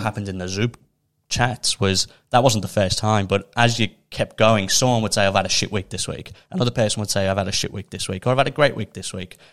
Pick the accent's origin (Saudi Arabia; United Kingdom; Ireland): United Kingdom; Liverpool, North West England; now in Melbourne, Australia; where I'm from, I'm from Liverpool in the U K